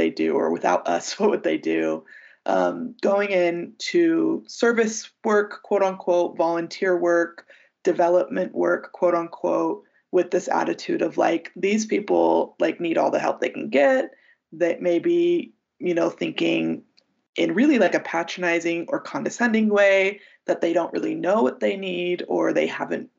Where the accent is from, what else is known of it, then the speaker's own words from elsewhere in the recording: United States; as an American and as a Westerner